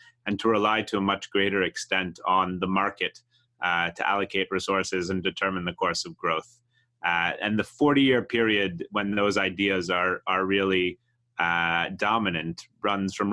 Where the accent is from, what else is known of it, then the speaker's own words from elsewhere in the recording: outside of Boston, Massachusetts, United States; I grew up outside of Boston